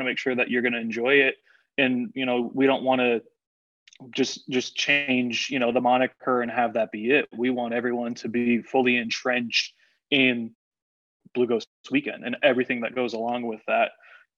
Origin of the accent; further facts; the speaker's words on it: South Florida, United States; also born or lived in Illinois / Tennessee; now in Corpus Christi, United States; growing up in South Florida, you know, being in Illinois a little bit, and then out in Tennessee